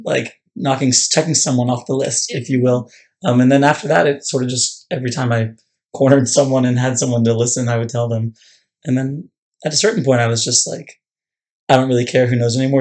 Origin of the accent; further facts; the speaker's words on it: Annapolis, Maryland, United States; I was born and raised in Annapolis